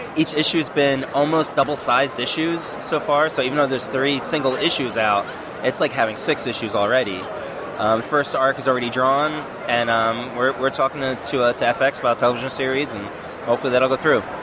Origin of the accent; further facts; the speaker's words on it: East Coast, United States; moved away as an adult; now in Northwest, United States; I'm from the East Coast